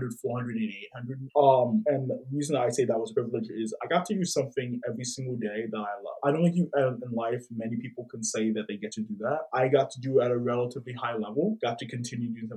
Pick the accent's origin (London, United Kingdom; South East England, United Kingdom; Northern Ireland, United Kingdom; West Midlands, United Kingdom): London, United Kingdom; moved away; also born or lived in Washington, D.C.; for most of my life, I was raised in a city. I was raised in London.